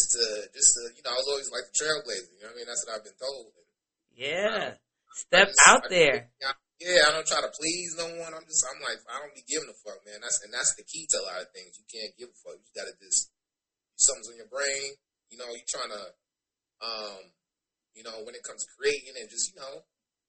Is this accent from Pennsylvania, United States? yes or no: no; New York City, New York, United States; born and raised in New York, Bronx, New York